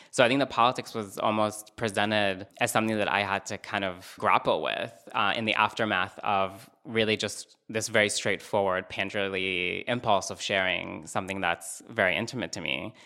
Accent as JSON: {"language": "English", "region": "Northern District", "country": "Israel", "moved": "yes", "said": "I'm originally from Israel, um, and I'm from the north, which is close to the West Bank."}